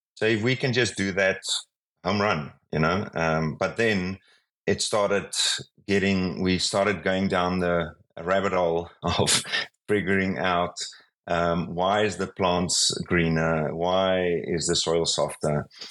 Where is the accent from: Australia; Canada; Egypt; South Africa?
South Africa; I'm from South Africa